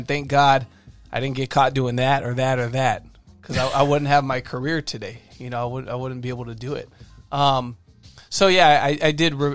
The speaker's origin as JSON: {"language": "English", "town": "El Monte", "region": "California", "country": "United States", "tie": "born or raised there", "said": "I grew up in El Monte"}